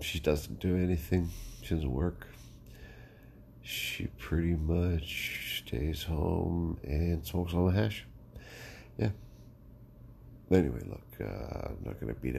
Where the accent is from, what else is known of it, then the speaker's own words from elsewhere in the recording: Canada; I being, of course, the first born on Canadian soil of our clan. And so I think you'll find my story, my perspective on growing up in Canada with immigrant parents quite interesting.